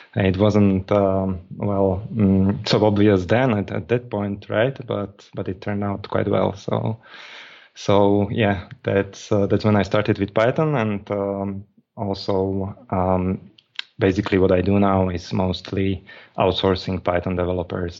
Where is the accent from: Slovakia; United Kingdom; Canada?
Slovakia; I'm from Slovakia, and I'm in Slovakia.